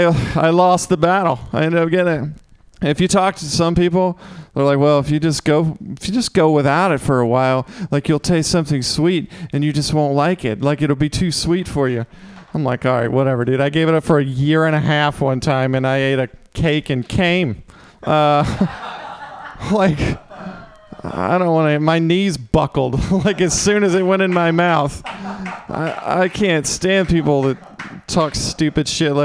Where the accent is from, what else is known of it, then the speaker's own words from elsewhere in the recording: Mississippi, United States; moved away; I'm from Mississippi originally